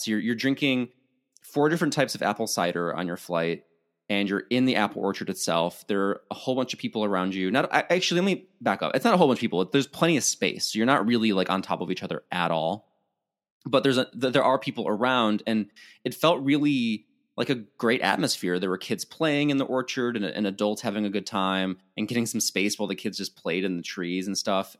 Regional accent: Illinois, United States; now in California, United States; I'm from Illinois, there are orchards up the yin yang

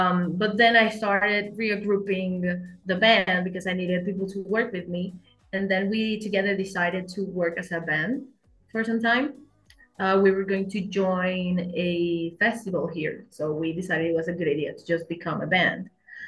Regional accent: Caracas, Capital District, Venezuela; English is a second language; also born or lived in Kalamazoo, Michigan, United States; I'm a singer songwriter from Caracas, Venezuela.

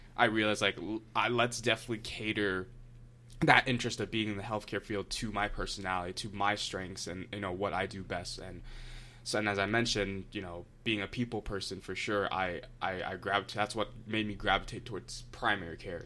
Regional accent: Akron, Ohio, United States; I'm from Akron

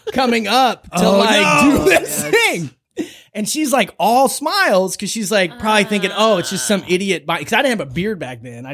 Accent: Ireland; okay, well, I'm still going to try them because, like, you know, I'm Irish.

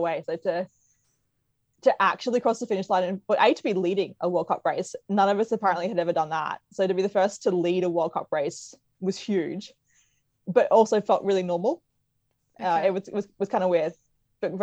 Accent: Brisbane, Queensland, Australia; Being a Queenslander

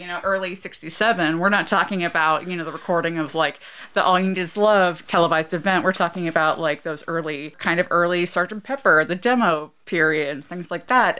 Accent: Ohio, United States; Growing up in Ohio

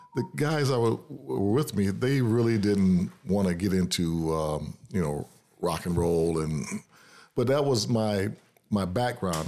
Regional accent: Detroit, Michigan, United States; moved away as an adult; now in Lansing, United States; I was born and raised in Detroit

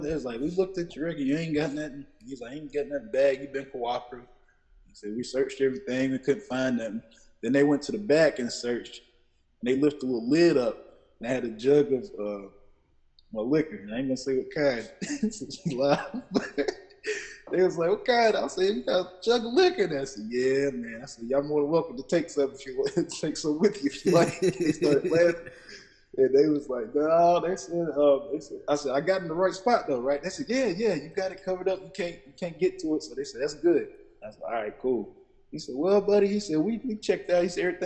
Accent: Forest City, North Carolina, United States; I am from Forest City, you know, brothers from Spindale, all those parts

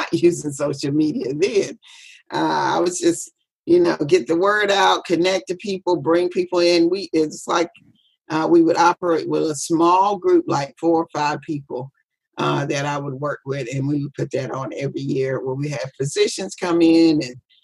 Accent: Biloxi, Mississippi, United States; I'm from Biloxi, Mississippi

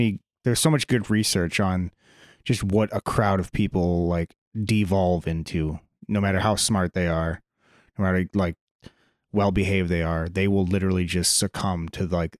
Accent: Chicago, Illinois, United States; I grew up around Chicago. I went to New York and I was just uncomfortable the whole time

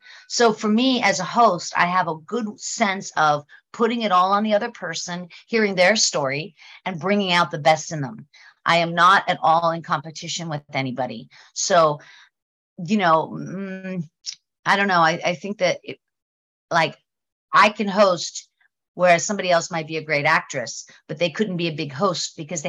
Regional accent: Pittsburgh, Pennsylvania, United States; moved away as an adult; also born or lived in Colorado; now in Los Angeles, United States; I grew up in Pittsburgh. Yes, of course. Yeah. And I lived there until I was, I lived in Pittsburgh until I was a flight attendant. So I was moving. I was traveling a lot, and I lived in Colorado for a few years, but I essentially was in Pittsburgh

